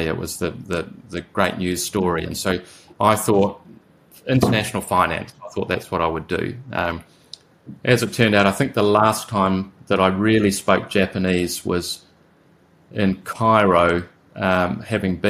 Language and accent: English; Whakatane, Bay of Plenty, New Zealand; I'm from a tiny little town with a population of 6,000 people